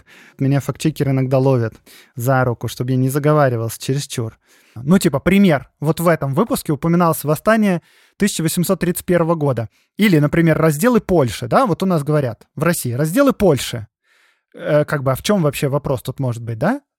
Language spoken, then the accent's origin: Russian; Belarus; понимание того, кто вообще мы, белорусы, ну, я говорю от имени белорусов